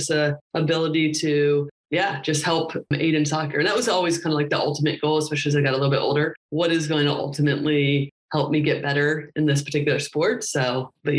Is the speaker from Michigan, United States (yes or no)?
no; Indianapolis, Indiana, United States; I'm from Indiana. Grew up in Indianapolis